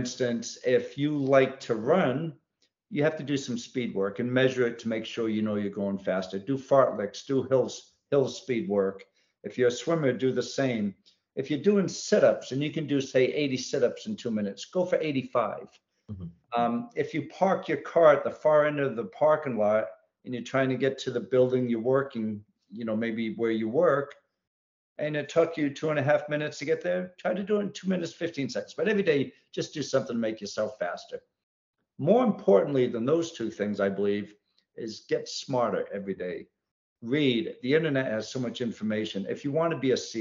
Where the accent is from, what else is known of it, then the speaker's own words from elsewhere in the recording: New England, United States; now in Virginia, United States; I grew up in New England and I lived all throughout New England.